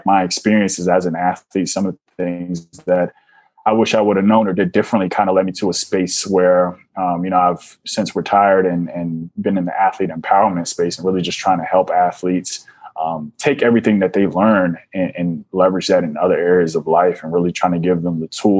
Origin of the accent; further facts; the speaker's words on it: Washington, District of Columbia, United States; I'm originally from Washington, D.C., born and raised